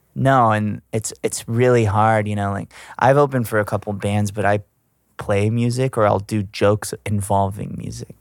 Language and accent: English; Gulf Shores, Alabama, United States; now in Los Angeles, United States; I'm from Gulf Shores